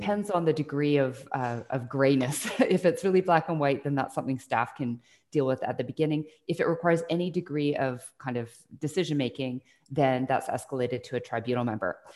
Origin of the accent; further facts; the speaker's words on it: Burnaby, British Columbia, Canada; also born or lived in Salt Spring Island, British Columbia; I grew up in Burnaby for, uh, most of my younger childhood, and then we moved to Salt Spring Island, where my parents had a small hobby farm.